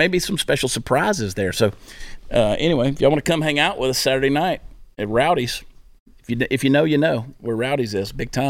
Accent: Canada; And I'm a Canadian.

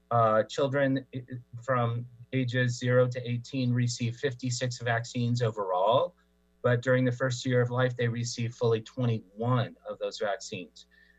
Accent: Tri-Cities, Washington, United States; now in California, United States; I was, I am a homeboy. I'm a Coug. I went to Washington State for my graduate studies, and also am from the Tri-Cities.

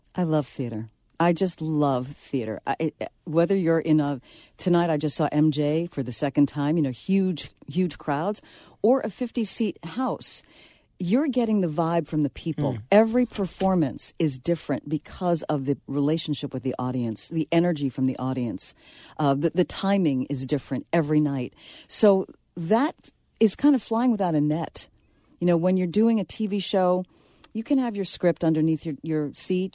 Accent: New York City, New York, United States; I'm from the Bronx

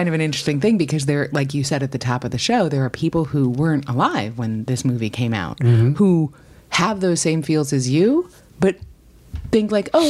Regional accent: New York, United States; moved away as an adult; also born or lived in St. Louis; I came from the East Coast. I grew up in New York, but I went to college in St. Louis, which is Midwestern

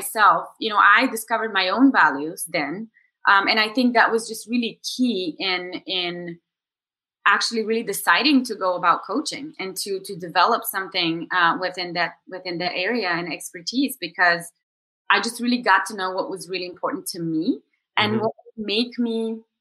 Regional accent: Bulgaria; moved away as an adult; also born or lived in New York, United States; I am originally from Bulgaria and I'm here now for the summer

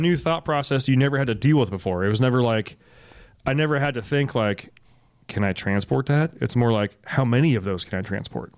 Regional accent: Alameda, California, United States; moved away; also born or lived in San Jose; I grew up, for the most part, in Alameda. It is an island in the San Francisco Bay, right next to Oakland

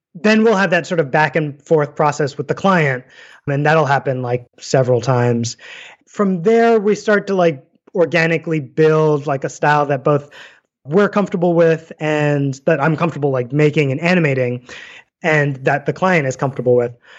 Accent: New York City, New York, United States; moved away as an adult; also born or lived in Hawaii; now in Saratoga Springs, United States; I grew up in New York City

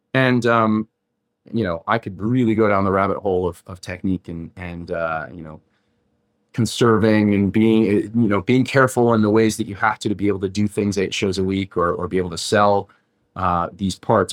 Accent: Mesa, Arizona, United States; moved away as an adult; also born or lived in Scottsdale, Arizona; I grew up mostly around the Mesa Chandler area more than anywhere else

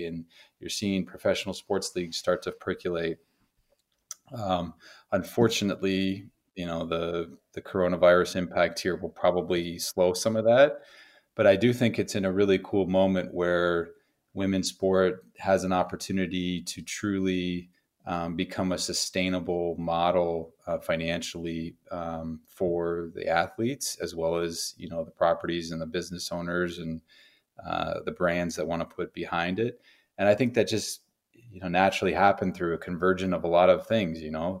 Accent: Tucson, Arizona, United States; born there; I mean, I was born in Arizona. I was born in Tucson, so I love Arizona too.

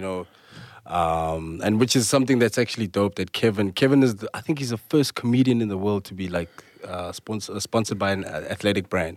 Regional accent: South Africa; being a South African

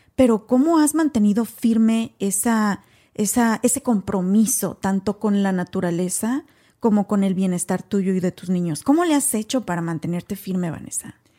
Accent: Mexico; now in United States; México, por ejemplo, de donde yo soy originaria

